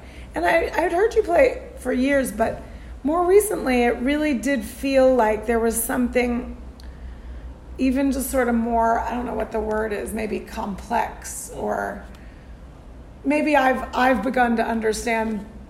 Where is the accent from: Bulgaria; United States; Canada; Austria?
United States; Tucson, Arizona; From my hometown, Tucson, Arizona.